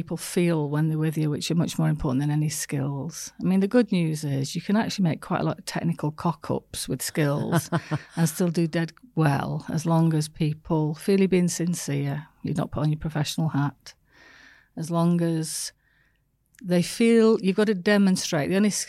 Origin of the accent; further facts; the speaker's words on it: the north of England, United Kingdom; From the north of England.